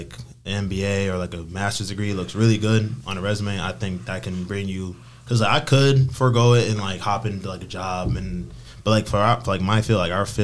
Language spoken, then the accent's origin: English; Rochester, New York, United States; I'm born and raised in Rochester, New York